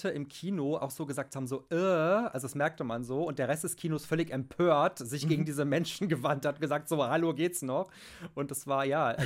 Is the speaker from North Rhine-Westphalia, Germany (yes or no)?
yes; Troisdorf, North Rhine-Westphalia, Germany; Also ich bin Rheinländer durch und durch. Du hast ja richtigerweise gesagt, ich bin in Troisdorf tatsächlich geboren, aufgewachsen. Das ist ja so ein bisschen Speckgürtel von Köln, also zwischen Köln und Bonn.